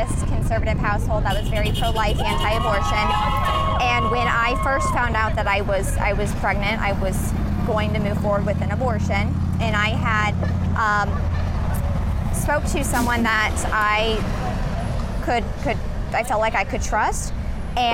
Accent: Colorado, United States; moved away as an adult; now in Columbus, United States; I'm from Colorado technically, but moved to Columbus 4 years ago

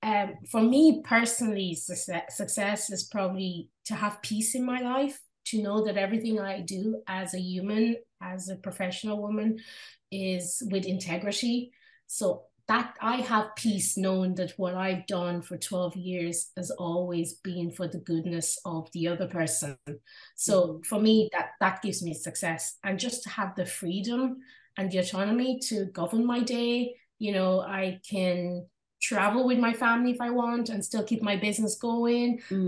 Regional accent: Drogheda, Leinster, Ireland; When I was growing up in Ireland and I started school in Drogheda in County Louth here in Ireland, there was two black girls in my school and I was one of them.

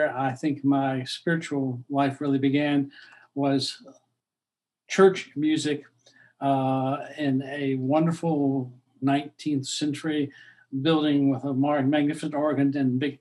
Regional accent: Norfolk, Virginia, United States; moved away as an adult; now in Orlando, United States; I was born in Norfolk, Virginia

